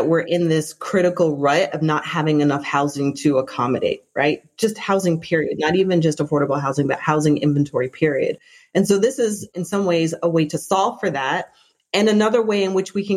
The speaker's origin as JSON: {"language": "English", "town": "Toronto", "region": "Ontario", "country": "Canada", "tie": "born or raised there", "said": "I grew up in Toronto, Canada, where our transit system is called TTC"}